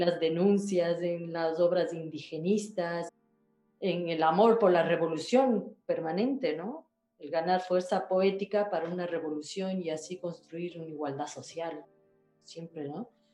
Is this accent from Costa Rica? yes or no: no; Ecuador; moved away as an adult; also born or lived in Africa / Nigeria / United States / Chile; now in Madrid, Spain; yo nací en Ecuador, pero mm, mi papá es italiano, inmigrante italiano